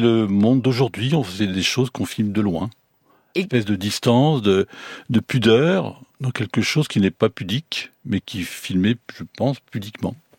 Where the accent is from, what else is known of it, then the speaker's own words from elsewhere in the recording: the Nord, Hauts-de-France, France; je suis du Nord